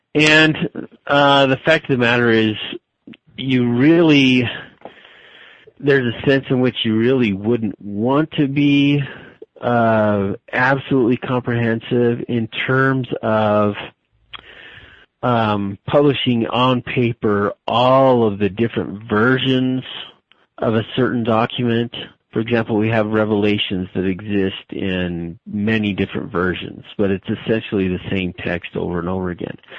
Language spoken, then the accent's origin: English; Albuquerque, New Mexico, United States; moved away as an adult; also born or lived in Utah / Arizona; I was born and raised in Albuquerque, New Mexico